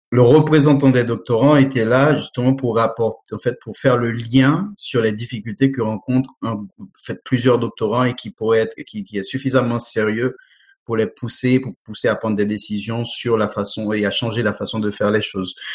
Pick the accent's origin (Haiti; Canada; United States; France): Haiti; moved away; mon pays d'origine Haïti